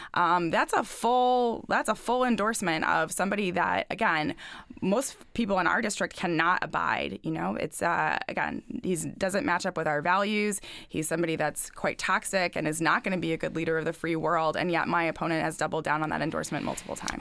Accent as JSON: {"language": "English", "area": "Lancaster County, Manheim Township", "region": "Pennsylvania", "country": "United States", "tie": "born or raised there", "said": "I grew up in Lancaster County, went to Manheim Township High School"}